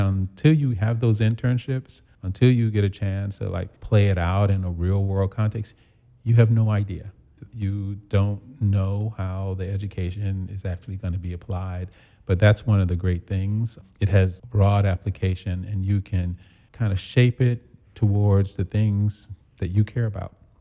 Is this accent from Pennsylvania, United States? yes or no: no; New York City, New York, United States; moved away as an adult; also born or lived in Charlottesville, Virginia / Italy / Detroit / Chicago; I was born and raised in Brooklyn